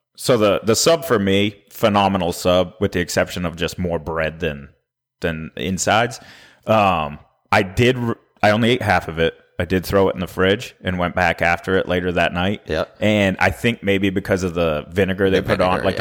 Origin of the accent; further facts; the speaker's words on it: Maine, United States; now in Nashville, United States; we're both from the Northeast. Yep. You know, I'm from Maine.